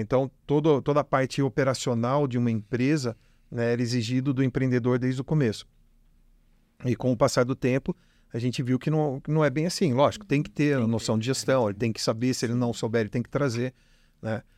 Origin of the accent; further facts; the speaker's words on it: Jundiaí, São Paulo, Brazil; moved away as an adult; now in Ribeirão Preto, Brazil; eu não sou de Ribeirão, sou de Jundiaí, vim para cá é, estudar também, vim fazer faculdade